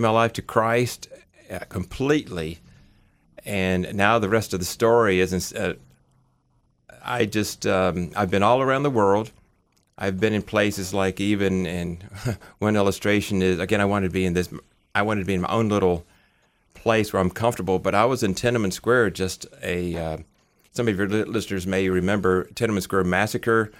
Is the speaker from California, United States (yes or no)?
no; Memphis, Tennessee, United States; moved away; Grew up in Memphis, Tennessee. Had two goals, make a lot of money and stay in my hometown of Memphis for the rest of my life